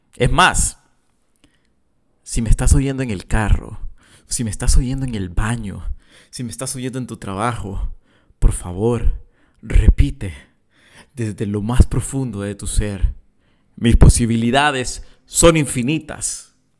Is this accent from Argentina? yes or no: no; El Salvador; accent: Salvadoran; soy salvadoreño y, voy a seguir hablando como, como salvadoreño.